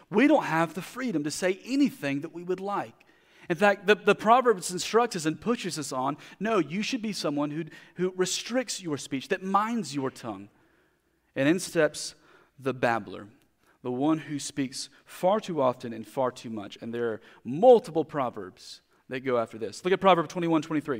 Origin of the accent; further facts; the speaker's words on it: United States; as a American Christians